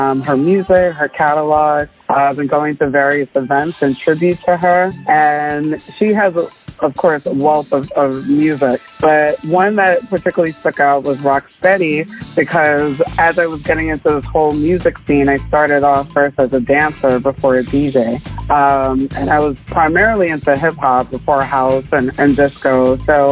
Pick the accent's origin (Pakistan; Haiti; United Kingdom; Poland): Haiti; I'm from Haiti, and you know, even though I grew up in a Haitian household